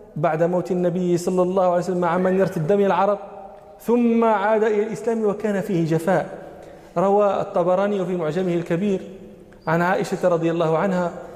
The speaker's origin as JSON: {"language": "Arabic", "country": "Morocco", "said": "عندنا في المغرب"}